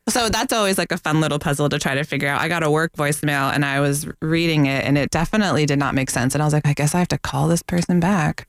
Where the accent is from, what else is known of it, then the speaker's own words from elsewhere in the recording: Northeast, United States; now in Florida, United States; I am from the Northeast